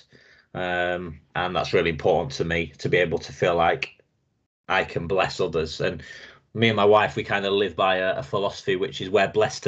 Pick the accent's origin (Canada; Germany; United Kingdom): United Kingdom; Lincolnshire, East Midlands; I'm from Lincolnshire, kind of in between Doncaster and Scunthorpe, up north